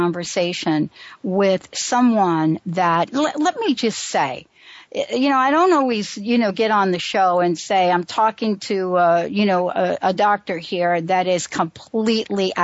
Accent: New York, United States; I grew up on Huntington. Well, after we moved, you know, from under the L, I moved to the by Throgs Neck

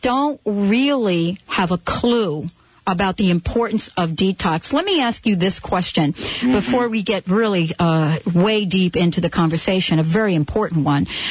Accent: New Jersey, United States; moved away; also born or lived in New York City; growing up in New Jersey

